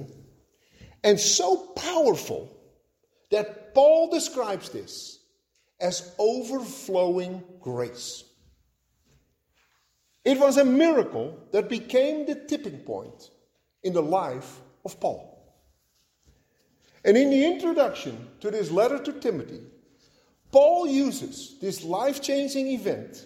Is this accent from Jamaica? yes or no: no; Netherlands; moved away; at a young age, growing up in Holland.